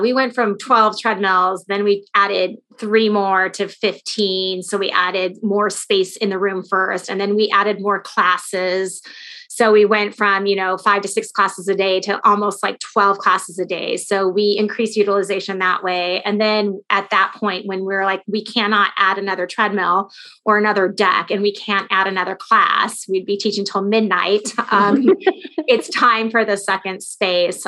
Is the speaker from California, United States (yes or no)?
yes; Los Angeles, California, United States; now in Chicago, United States; So I'm from Southern California